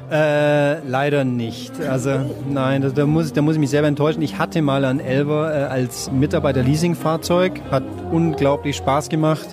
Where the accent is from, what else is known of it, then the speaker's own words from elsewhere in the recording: near Zuffenhausen, Baden-Württemberg, Germany; ich bin in der Nähe von Zuffenhausen aufgewachsen